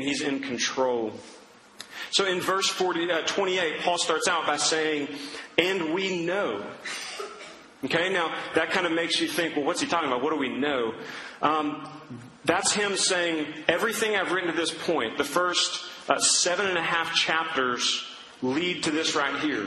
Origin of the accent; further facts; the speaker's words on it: Duncan, Oklahoma, United States; growing up in Duncan, Oklahoma